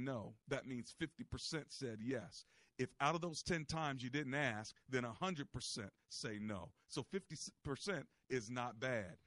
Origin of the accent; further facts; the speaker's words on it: United States; we're from America.